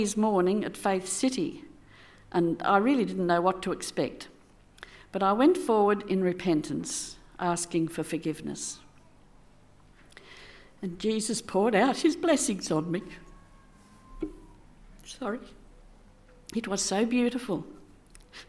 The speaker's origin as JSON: {"language": "English", "town": "Sydney", "region": "New South Wales", "country": "Australia", "tie": "born or raised there", "moved": "as an adult", "said": "I grew up in Sydney, attending a Presbyterian church"}